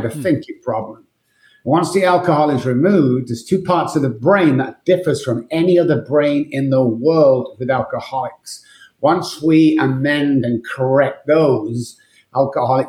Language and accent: English; Manchester, North West England, United Kingdom; moved away as an adult; also born or lived in Liverpool / Dallas; now in San Antonio, United States; I'm from Manchester, United Kingdom. I've been here for about 15 years in Texas, 12 in Dallas and 3 in San Antonio.